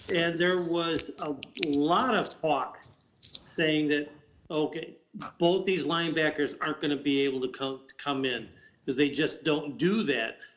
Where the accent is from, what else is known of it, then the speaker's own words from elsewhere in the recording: Chicago, Illinois, United States; now in Wisconsin, United States; I grew up in the Chicago area.